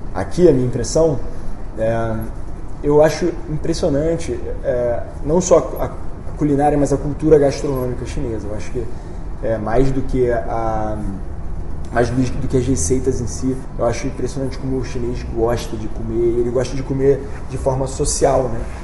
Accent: Rio de Janeiro, Brazil; Eu sou do Rio

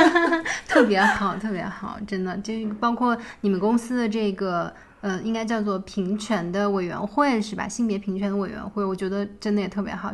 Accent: China; moved away as an adult; 我一个中国来的女孩，就是我们中国人

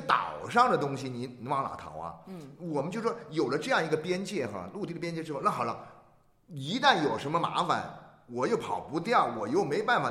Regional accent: China; 我们中国人

